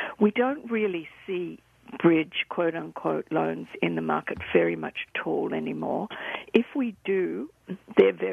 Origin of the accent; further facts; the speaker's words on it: Melbourne, Victoria, Australia; moved away; I'm from Australia, as you can probably tell, and lived in Victoria.